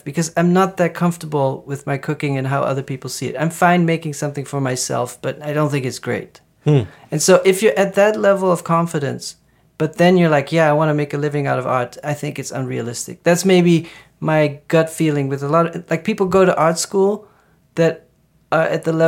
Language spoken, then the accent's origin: English; Netherlands; I'm from the Netherlands